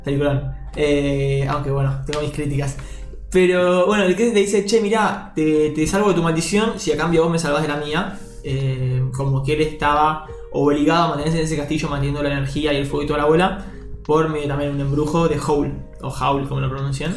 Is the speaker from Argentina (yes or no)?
yes; Argentina